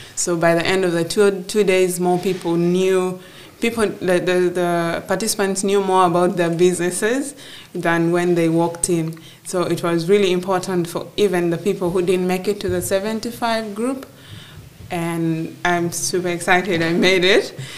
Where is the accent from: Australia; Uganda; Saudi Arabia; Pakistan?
Uganda; Gulu, Northern Region; I was born and raised in Gulu in northern Uganda